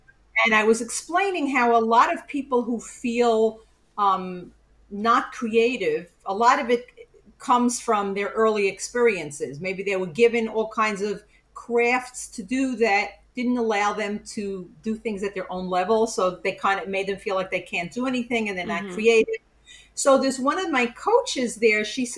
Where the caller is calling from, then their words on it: Queens, New York, United States; So I'm like, it's really legally Queens, but I'm closer to Long Island, five towns